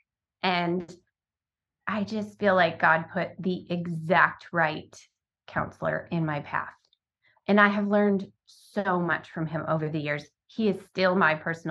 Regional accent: Sacramento, California, United States; moved away; also born or lived in Baudette, Minnesota / Phoenix, Arizona; when I was about 9, we moved to the Sacramento area of California

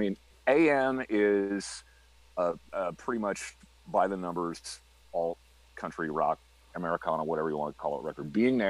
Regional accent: Saint Anthony, Iowa, United States; my hometown in Iowa, Saint Anthony.

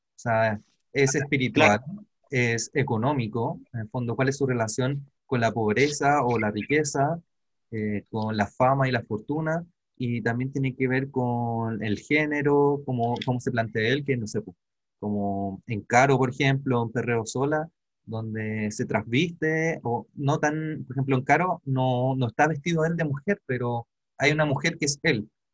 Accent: Chile; yo también crecí en Pobla

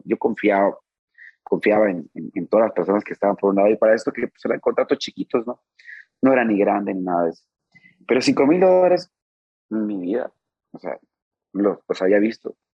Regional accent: Rosario, Sinaloa, Mexico; also born or lived in Mazatlán; de mi tierra, de Rosario

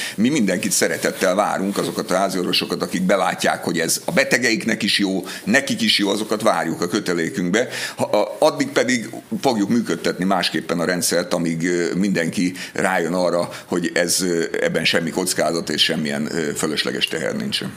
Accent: Budapest, Hungary; az én gyerekkoromban, ugye én Budapesten laktam

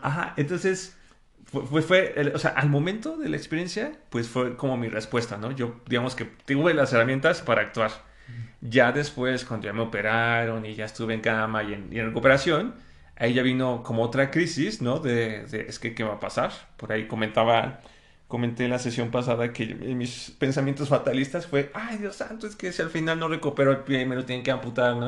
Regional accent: Mexico; ya somos muchos mexicanos

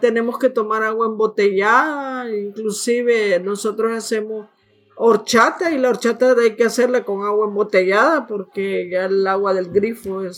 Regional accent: San Salvador, El Salvador; now in Canada; Yo nací en, el, en San Salvador, eh, capital de El Salvador, Centroamérica.

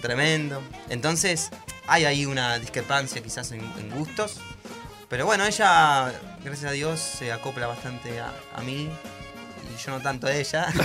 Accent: Monte Grande, Buenos Aires Province, Argentina; yo soy de Montelande

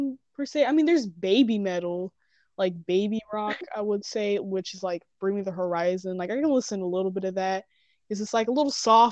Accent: South Carolina, United States; I am from South Carolina

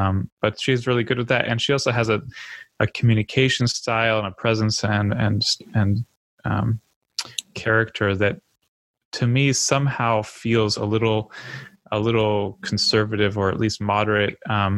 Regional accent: Florida, United States; I'm from Florida

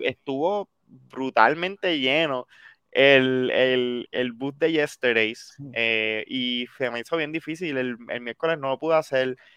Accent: Puerto Rico; yo soy puertorriqueño.

